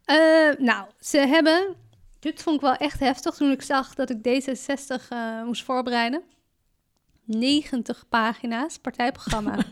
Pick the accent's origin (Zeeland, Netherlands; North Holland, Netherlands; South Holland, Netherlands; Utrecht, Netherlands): North Holland, Netherlands; Amsterdam; ik ben een geboren Amsterdammer